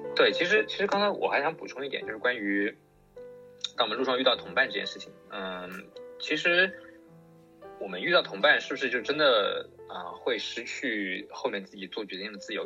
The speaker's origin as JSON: {"language": "Chinese", "region": "Yangtze River Delta", "country": "China", "tie": "born or raised there", "said": "我身，出生在长三角，上学也在长三角，都没有出去过"}